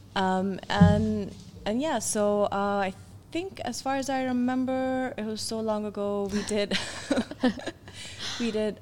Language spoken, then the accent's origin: English; Pakistan; moved away as an adult; I was back at uh, the National College of Arts, but they'd actually opened up a branch in my hometown.